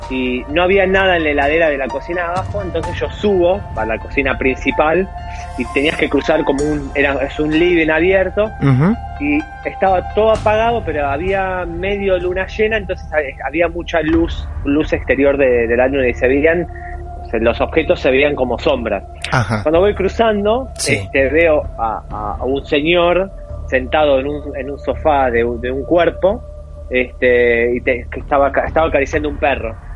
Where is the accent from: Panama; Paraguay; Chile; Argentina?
Argentina; also born or lived in Madrid / Mexico / Colombia; now in United Kingdom; yo de Argentina me fui a Madrid